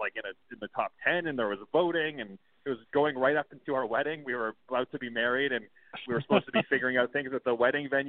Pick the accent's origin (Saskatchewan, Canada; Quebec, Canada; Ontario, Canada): Saskatchewan, Canada; Saskatoon; I grew up in Saskatoon, Saskatchewan